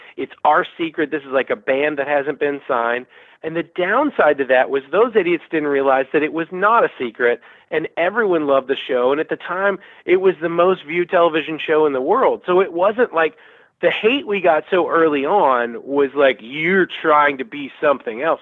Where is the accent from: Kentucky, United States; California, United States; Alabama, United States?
Alabama, United States; Birmingham; moved away; also born or lived in Peachtree City, Georgia; I grew up in Birmingham.